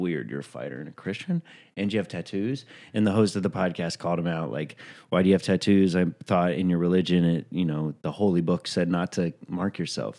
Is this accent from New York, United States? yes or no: yes; New York, United States; as a New Yorker